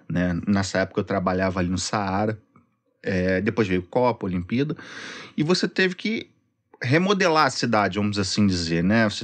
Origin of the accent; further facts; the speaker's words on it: Magé, Rio de Janeiro, Brazil; da Baixada, eu cresci em Magé.